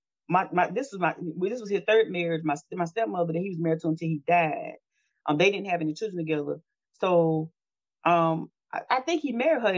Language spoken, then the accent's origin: English; Natchez, Mississippi, United States; My hometown is Natchez, Mississippi, and on the river.